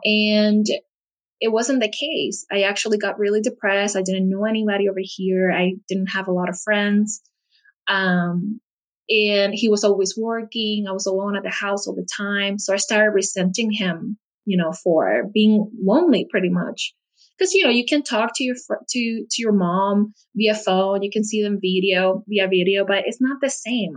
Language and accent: English; Puerto Rico; now in United States; I live in the United States, but I'm actually from Puerto Rico, and it's an island in the Caribbean